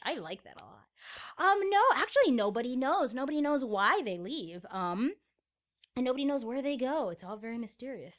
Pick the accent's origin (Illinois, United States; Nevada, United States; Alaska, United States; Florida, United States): Florida, United States; moved away; I am from Florida